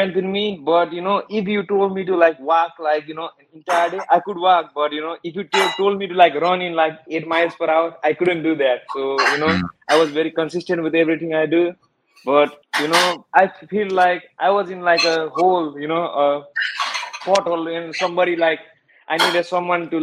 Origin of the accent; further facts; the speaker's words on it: Nepal; moved away as an adult; now in Fort Worth, United States; I was born in Nepal. I basically, you know, lived all over there